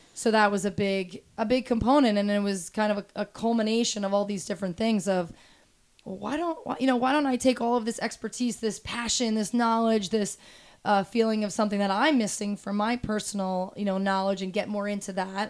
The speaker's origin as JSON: {"language": "English", "town": "Toms River", "region": "New Jersey", "country": "United States", "tie": "born or raised there", "said": "I grew up in Toms River, New Jersey, so Jersey Shore"}